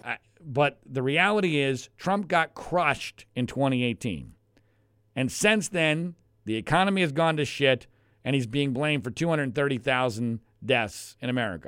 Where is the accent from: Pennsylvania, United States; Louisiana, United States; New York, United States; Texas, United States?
Pennsylvania, United States; now in Los Angeles, United States; Pennsylvania's my home state